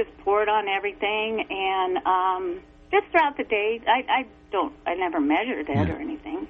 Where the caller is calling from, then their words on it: Oregon, United States; Hey, I'm from Eastern Oregon.